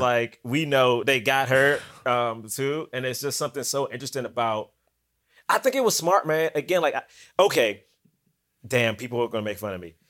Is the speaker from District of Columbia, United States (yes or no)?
yes; Washington, District of Columbia, United States; moved away as an adult; also born or lived in Bronx, New York; I'm from Southeast D C